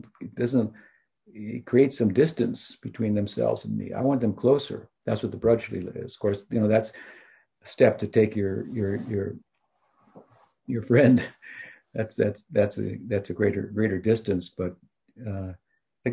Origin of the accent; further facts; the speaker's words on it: United States; I'm from the United States